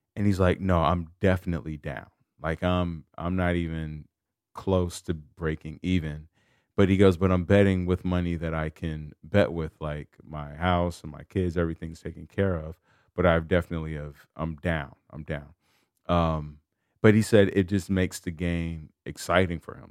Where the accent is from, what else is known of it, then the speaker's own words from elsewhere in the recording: Chicago, Illinois, United States; I'm from Chicago